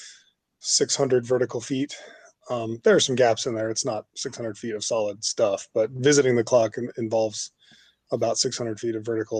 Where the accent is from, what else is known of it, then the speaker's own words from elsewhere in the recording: Austin, Texas, United States; moved away as an adult; also born or lived in Los Angeles; I was an engineer working in my hometown of Austin, Texas, almost 15 years ago